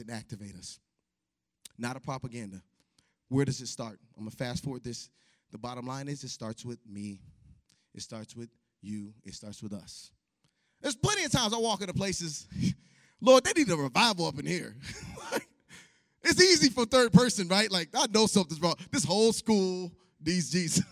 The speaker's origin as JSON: {"language": "English", "town": "Chicago", "region": "Illinois", "country": "United States", "tie": "born or raised there", "moved": "yes", "said": "I grew up in Chicago"}